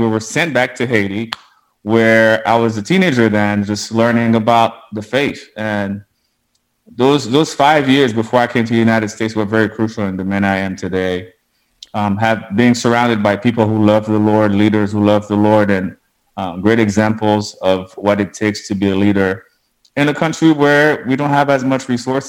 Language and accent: English; Montreal, Quebec, Canada; born there; And I was born in Montreal, Canada.